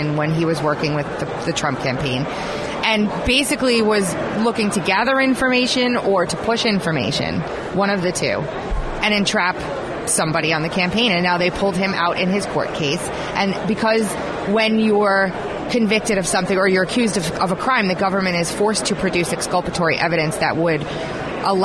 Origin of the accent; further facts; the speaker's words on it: Long Island, New York, United States; New York, my hometown, my Long Island family